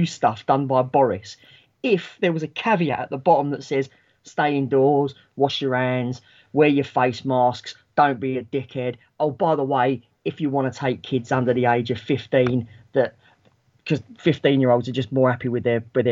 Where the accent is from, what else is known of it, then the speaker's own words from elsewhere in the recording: London, United Kingdom; moved away as an adult; now in Kent, United Kingdom; I was born and raised in London, so I still work up that way.